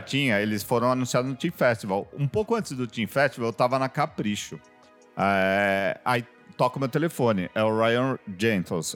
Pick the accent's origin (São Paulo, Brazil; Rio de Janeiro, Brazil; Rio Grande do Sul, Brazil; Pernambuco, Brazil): São Paulo, Brazil; aqui no Rio, eu sou de São Paulo